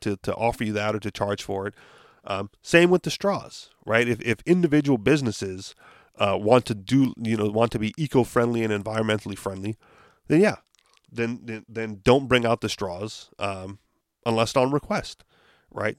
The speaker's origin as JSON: {"language": "English", "region": "Hawaii", "country": "United States", "said": "we're from Hawaii"}